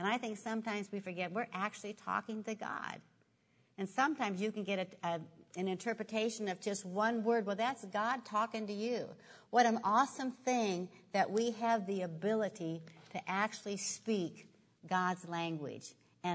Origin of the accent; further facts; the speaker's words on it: Nebraska, United States; I grew up in Nebraska, and I used to have a big garden.